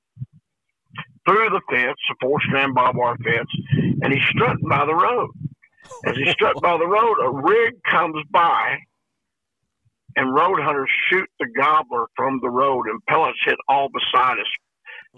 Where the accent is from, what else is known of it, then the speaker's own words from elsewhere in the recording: the Ozarks, United States; being born and raised in the Ozarks